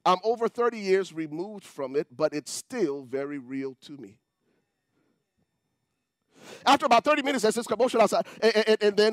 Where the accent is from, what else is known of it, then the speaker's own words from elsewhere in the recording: Liberia; moved away; I come from Liberia